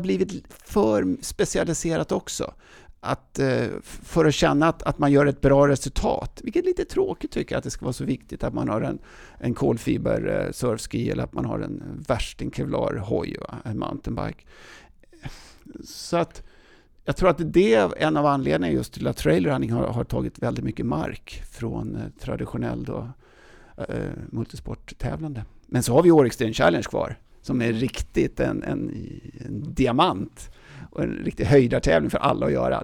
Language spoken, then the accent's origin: Swedish; Täby, Stockholm County, Sweden; accent: Stockholm dialect; moved away as an adult; also born or lived in United States / Åre; now in Stockholm, Sweden; i Täby jag uppväxt